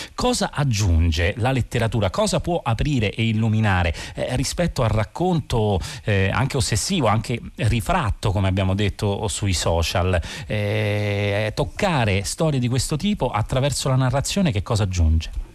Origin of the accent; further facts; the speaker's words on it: Rome, Lazio, Italy; da romano